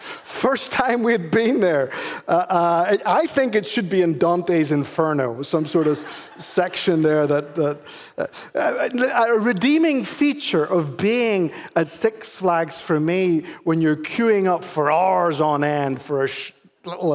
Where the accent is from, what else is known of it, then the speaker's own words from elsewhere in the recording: Ireland; moved away; I am actually Irish